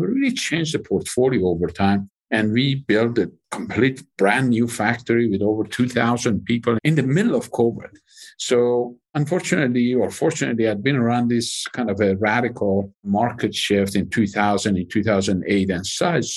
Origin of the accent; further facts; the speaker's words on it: Iran; moved away as an adult; I grew up in Iran